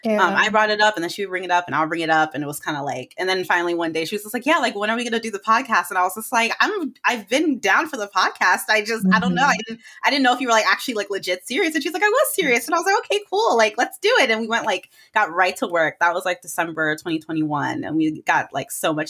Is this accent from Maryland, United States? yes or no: yes; Maryland, United States; I am from Maryland, so I've lived in Maryland my entire life.